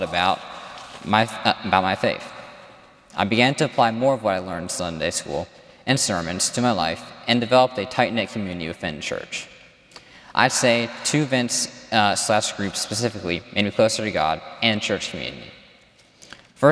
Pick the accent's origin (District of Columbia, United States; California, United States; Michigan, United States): District of Columbia, United States; Washington; also born or lived in Dallas, Texas; lived there for 4 years before moving to D.C.